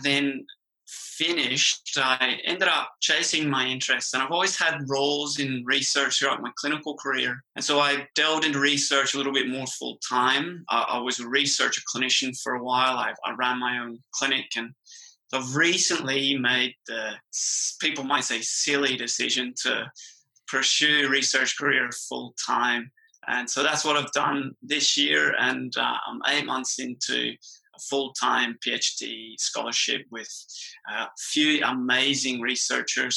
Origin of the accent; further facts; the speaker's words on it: Ireland; accent: Irish; moved away as an adult; now in Australia; I'm Irish